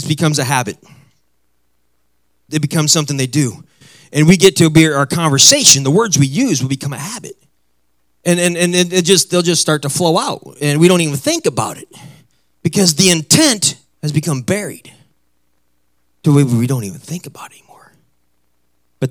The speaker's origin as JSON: {"language": "English", "region": "Midwest", "country": "United States", "moved": "yes", "said": "I come from the Midwest, so I come where people are normal and we talk normal and everything"}